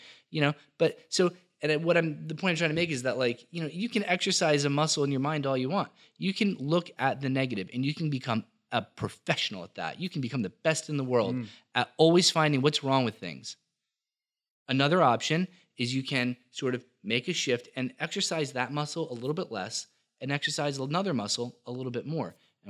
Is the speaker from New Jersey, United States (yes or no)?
yes; Millville, New Jersey, United States; I'm from Millville. say what you want about Millville or whatever. You know, South Jersey gets a bad rap. We were joking around about that. Actually, it's a phenomenal place to be from and a phenomenal time to be from there.